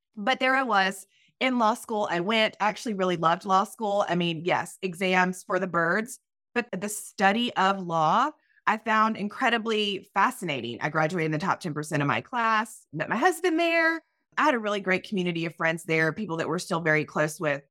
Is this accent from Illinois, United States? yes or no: no; Myrtle Beach, South Carolina, United States; moved away; I am originally from Myrtle Beach, South Carolina. I'm a Southern girl